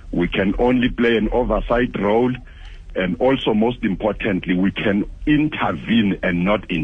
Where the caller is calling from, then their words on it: Mpumalanga, South Africa; Uh, of course, I'm from Steve Tshwete, one of the municipalities counted there.